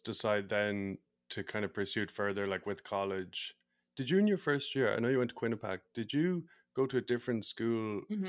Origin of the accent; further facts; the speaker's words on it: Ireland; I'm from Ireland, so we don't play either of those.